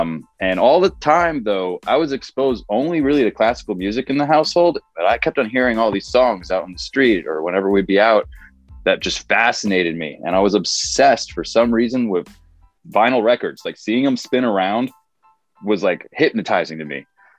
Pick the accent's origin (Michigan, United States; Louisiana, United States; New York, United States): New York, United States; also born or lived in Pennsylvania / Connecticut / Chicago; now in Los Angeles, United States; I was born in Pennsylvania, grew up in New York and Connecticut, spent a long time in Chicago, and then moved out